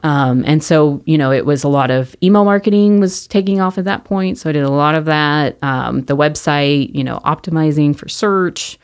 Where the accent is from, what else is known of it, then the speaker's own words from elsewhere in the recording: Mesquite, Texas, United States; I grew up in Mesquite